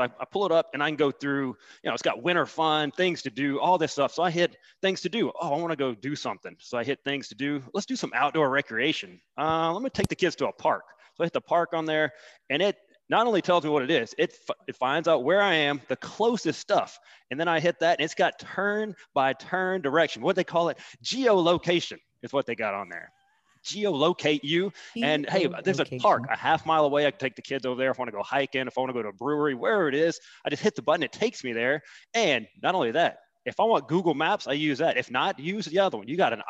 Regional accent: Alabama, United States; In case people get confused, I just tell them I'm from Big Alabama.

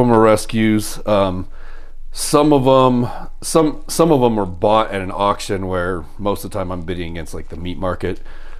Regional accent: Colorado, United States; born or raised there; also born or lived in Kentucky

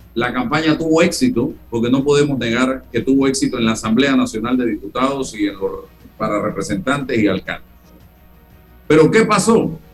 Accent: Panama; somos más panameños porque nos ponemos el suéter rojo de la selección

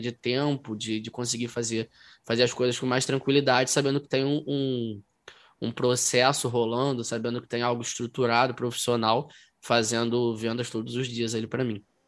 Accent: Rio de Janeiro, Brazil; eu sou aqui do Rio, é, do Rio de Janeiro, tenho 26 anos

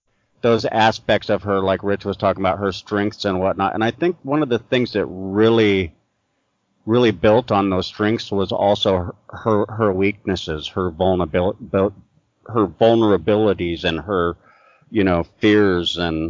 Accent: Ireland; Yeah, and I'm Irish, so it's like if you exhibit manners, there's something wrong with you.

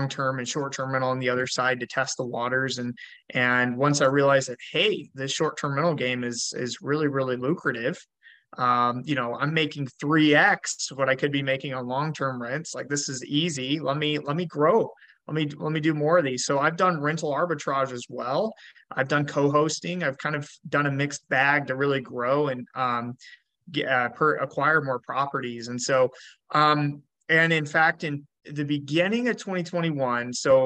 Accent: Georgia, United States; moved away as an adult; now in Buffalo, United States; I came from the South. I grew up in Georgia, and, I moved, to Buffalo about 5 years ago.

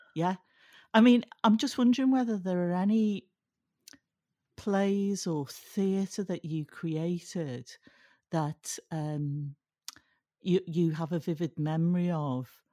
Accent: Liverpool, North West England, United Kingdom; I was brought up in Liverpool

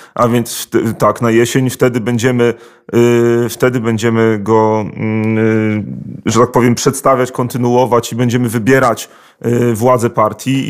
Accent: Biała Podlaska, Lublin Voivodeship, Poland; moje rodzinne miasto Biała Podlaska

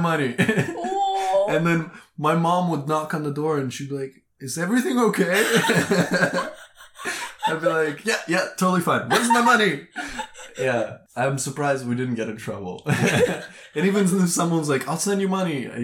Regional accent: Moldova; now in Canada; I'm originally from Moldova

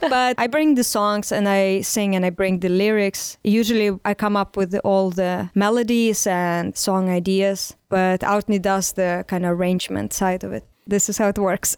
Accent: Saint Petersburg, Russia; English is a second language; moved away as an adult; also born or lived in Neryungri, Yakutia, Russia; now in Barcelona, Spain; I lived there with my family and I grew up mostly there

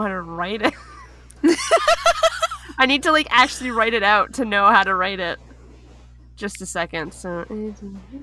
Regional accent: Canada; I'm Canadian

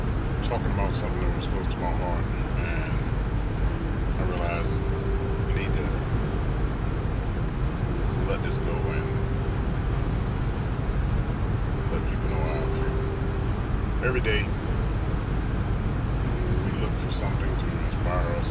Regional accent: the South, United States; moved away; also born or lived in the North (US); I grew up in the South

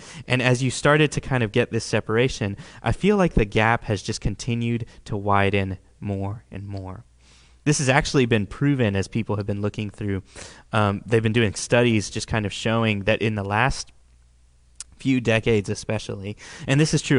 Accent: Uruguay; born there; parents, they were missionaries in the country of Uruguay in South America, which is where I was born. I was born in Uruguay.

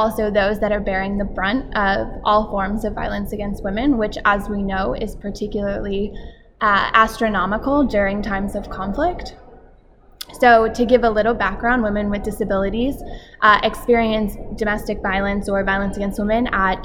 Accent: Washington, District of Columbia, United States; I am from Washington, D.C. in the United States, and I work for Women Enabled International

